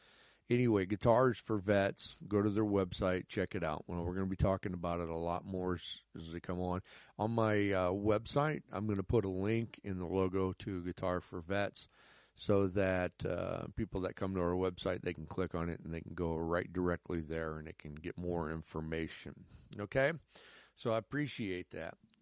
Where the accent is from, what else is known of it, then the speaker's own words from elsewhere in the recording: United States; I'm an American